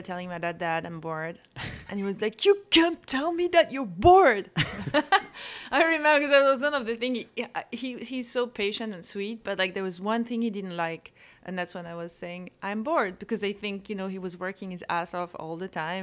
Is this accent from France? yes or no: yes; Corsica, France; English is a second language; moved away; I grew up in a place that's really cool, that's called Corsica